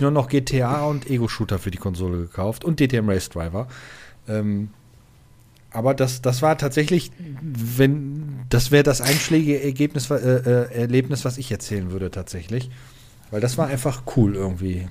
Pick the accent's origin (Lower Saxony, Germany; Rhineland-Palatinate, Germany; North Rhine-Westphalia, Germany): North Rhine-Westphalia, Germany; Stehle; Ich bin in Stehle aufgewachsen und in Stehle war ein Saturnmarkt.